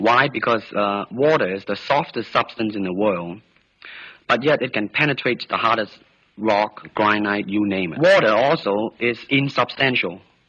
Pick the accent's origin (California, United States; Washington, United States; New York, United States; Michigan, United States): California, United States; San Francisco; I was born in San Francisco in 1940. I'm 24 right now.